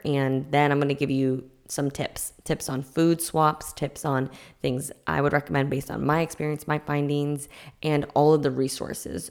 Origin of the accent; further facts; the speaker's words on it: Massachusetts, United States; I'm from Massachusetts